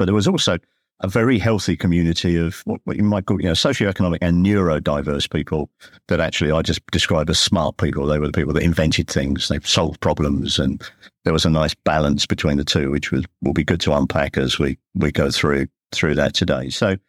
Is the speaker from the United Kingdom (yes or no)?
yes; London, United Kingdom; born there; I mean, I was born in the East End.